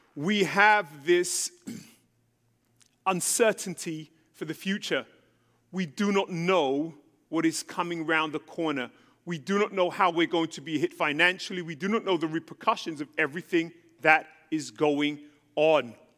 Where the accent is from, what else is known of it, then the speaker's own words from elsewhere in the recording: London, United Kingdom; moved away as an adult; also born or lived in Jerusalem, Israel; now in United States; I was born in England, born and raised in London